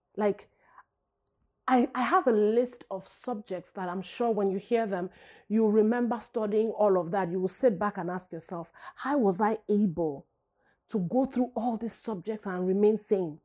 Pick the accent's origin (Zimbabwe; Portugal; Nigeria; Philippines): Nigeria; now in United States; growing up in Nigeria